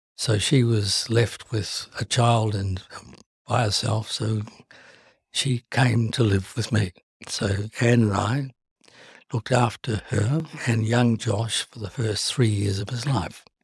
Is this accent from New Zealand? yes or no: yes; Timaru, Canterbury, New Zealand; moved away; I was brought up in New Zealand